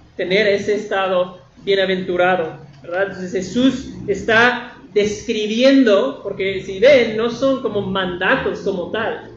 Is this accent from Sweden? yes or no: no; northern United States, United States; moved away; en la tierra de donde yo vengo, del norte de, los Estados Unidos, eh, en mi pueblo hay muchos vaqueros